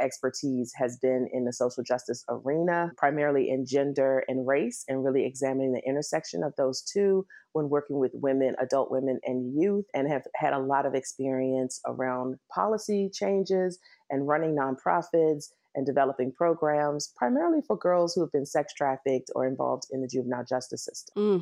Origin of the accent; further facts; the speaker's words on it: Washington, District of Columbia, United States; moved away as an adult; also born or lived in New York / San Francisco / Virginia; now in Los Angeles, United States; I am originally from Washington, D C, born and raised